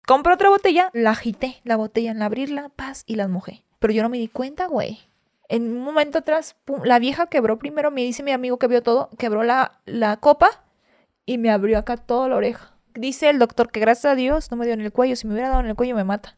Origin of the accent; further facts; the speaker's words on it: Hidalgo, Tamaulipas, Mexico; moved away as an adult; also born or lived in Ciudad Victoria, Tamaulipas / Xalapa, Veracruz; now in Mexico City, Mexico; Ahí crecí, ahí nací. Nací en Ciudad Victoria, en la capital, pero crecí en Hidalgo, Tamaulipas. Me crié en un ranchito.